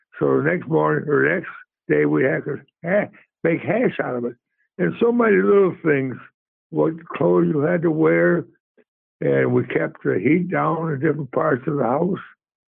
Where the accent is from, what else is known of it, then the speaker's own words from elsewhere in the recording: Michigan, United States; Well, my dad had a job, but didn't pay that much. And, you know, he pulled ice for Lansing some fuel.